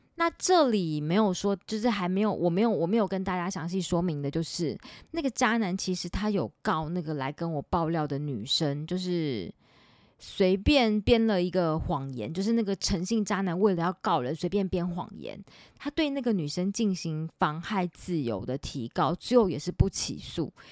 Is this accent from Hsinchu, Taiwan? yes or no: no; Taipei, Taiwan; 因为我是台北人